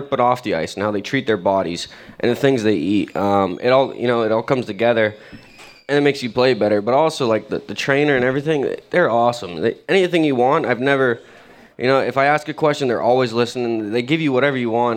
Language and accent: English; England, United Kingdom; I was born in England